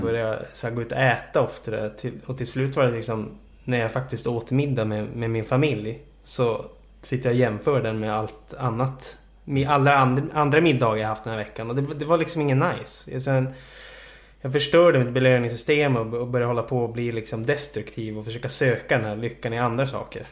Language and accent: Swedish; Jokkmokk, Norrbotten County, Sweden; also born or lived in Boden; now in Stockholm, Sweden; jag föddes i Boden eh, och eh, växte upp i Jokkmokk